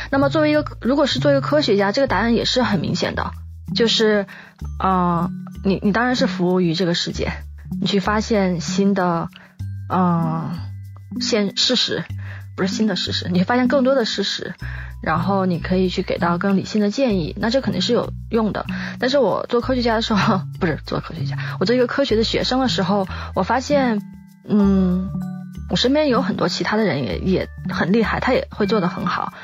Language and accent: Chinese; Chengdu, Sichuan, China; 我从小就出生在城市，我出生在成都，我是离乡村比较远的人